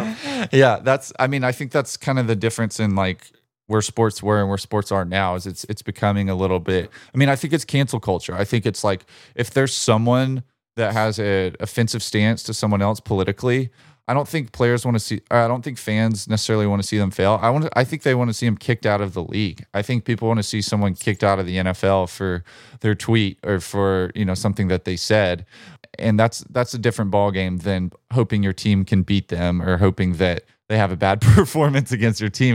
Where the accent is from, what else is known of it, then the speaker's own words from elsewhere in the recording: Birmingham, Alabama, United States; my hometown, Birmingham, Alabama